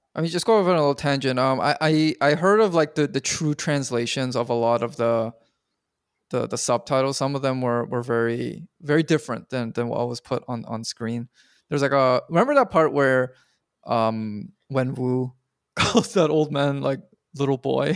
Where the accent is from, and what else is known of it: Canada